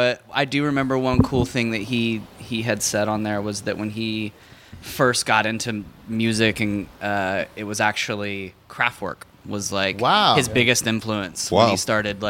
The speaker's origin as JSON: {"language": "English", "town": "Seattle", "region": "Washington", "country": "United States", "tie": "born or raised there", "also_born_or_lived": "Texas", "moved": "yes", "said": "True, but I moved there when I was 9"}